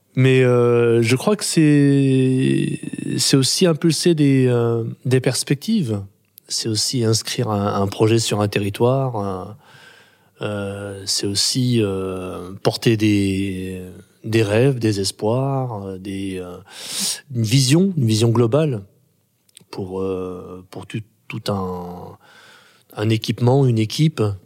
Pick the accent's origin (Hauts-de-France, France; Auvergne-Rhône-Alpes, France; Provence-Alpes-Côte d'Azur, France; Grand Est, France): Auvergne-Rhône-Alpes, France; Grenoble; je suis né en 71 à Grenoble